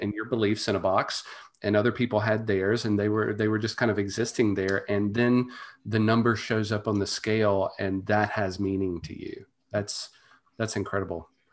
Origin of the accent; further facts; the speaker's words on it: Monroe, Louisiana, United States; the University of Louisiana Monroe, which is my, my hometown college